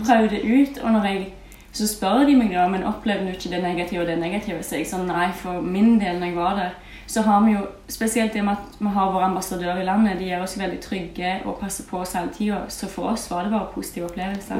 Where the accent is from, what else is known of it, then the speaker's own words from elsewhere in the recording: a small village in Rogaland, Norway; jeg bare kommer fra ei lita bygd i Rogaland